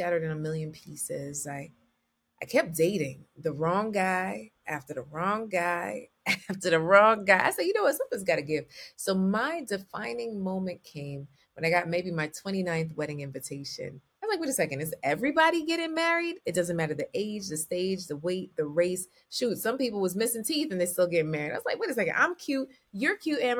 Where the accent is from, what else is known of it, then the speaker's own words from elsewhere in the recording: Jamaica; I'm Jamaican